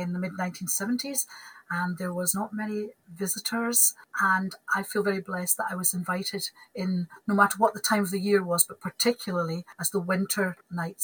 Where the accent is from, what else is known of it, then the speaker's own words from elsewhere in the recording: Dumbarton, Scotland, United Kingdom; moved away as an adult; also born or lived in Stirling / Glasgow; now in Orkney, United Kingdom; we moved back to Dumbarton, just near Loch Lomond, when I was just a baby. And I lived there until I went to university in Glasgow